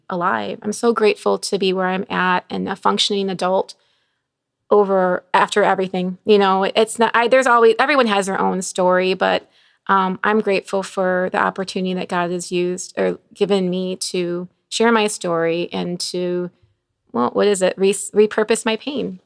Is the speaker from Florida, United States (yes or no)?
no; Bolingbrook, Illinois, United States; also born or lived in Chicago; I grew up in Bowling, well, Chicago, then Bolingbrook